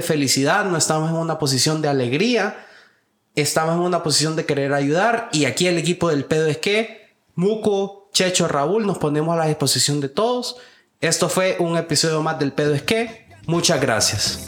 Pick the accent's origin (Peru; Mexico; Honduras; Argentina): Honduras; como hondureño